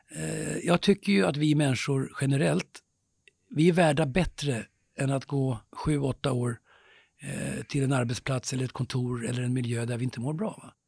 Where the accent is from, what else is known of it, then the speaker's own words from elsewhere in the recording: Stockholm, Stockholm County, Sweden; där växte jag upp i Vällingby, jag och min bror, i ganska enkla förhållanden. I en lägenhet nere i Grimsta